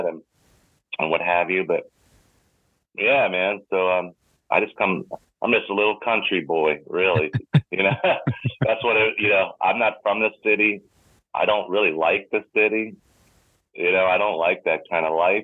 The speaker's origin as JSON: {"language": "English", "town": "Sunderland", "region": "Maryland", "country": "United States", "tie": "born or raised there", "said": "I actually grew up in Southern Maryland in Calvert County, a town called Sunderland, to be exact."}